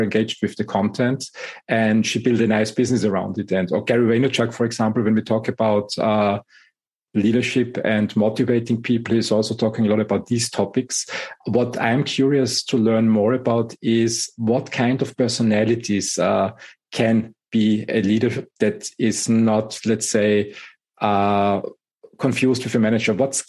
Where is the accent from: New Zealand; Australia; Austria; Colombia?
Austria; English is a second language; also born or lived in Germany; And living and growing up in Europe, Austria and Germany, I think the management style that evolved out of the German industry